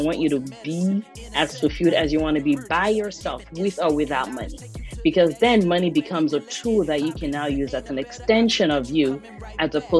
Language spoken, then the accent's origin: English; Nigeria; moved away as an adult; I grew up in Nigeria